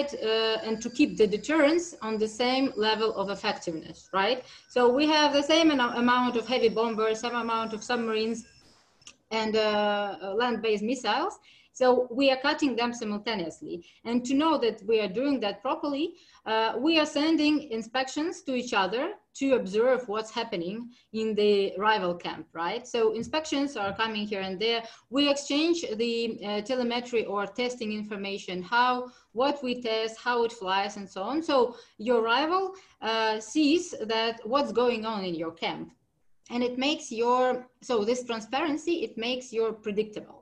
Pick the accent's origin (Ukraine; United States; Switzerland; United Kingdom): Ukraine; I'm from Ukraine